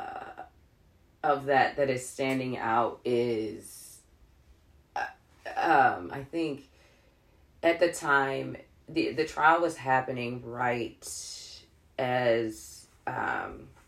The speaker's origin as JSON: {"language": "English", "town": "Chicago", "region": "Illinois", "country": "United States", "moved": "yes", "said": "I am from Beverly. Okay. It's on the south side of the city"}